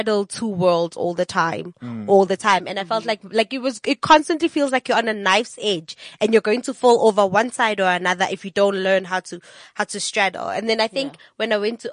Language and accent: English; Soweto, Gauteng, South Africa; I grew up in Soweto, mm-hmm. but I felt for a long time that I didn't belong, not in Soweto per se, because that's where I live